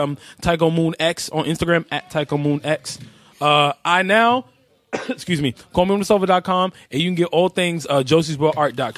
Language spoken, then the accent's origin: English; New York City, New York, United States; I grew up in East Harlem.